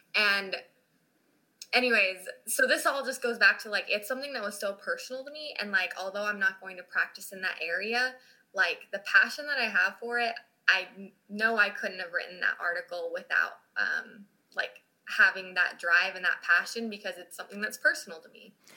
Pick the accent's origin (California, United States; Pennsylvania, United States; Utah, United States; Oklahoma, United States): Utah, United States; moved away as an adult; now in Cincinnati, United States; I grew up in Utah